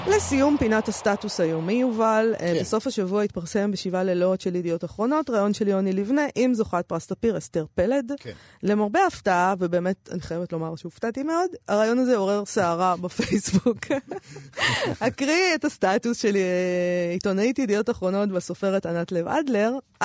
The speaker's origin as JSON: {"language": "Hebrew", "country": "Israel", "said": "אנחנו מפה"}